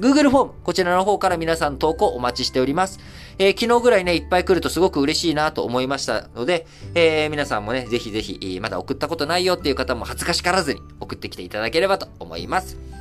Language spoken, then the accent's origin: Japanese; Japan; also born or lived in Thailand; 生まれも育ちも日本で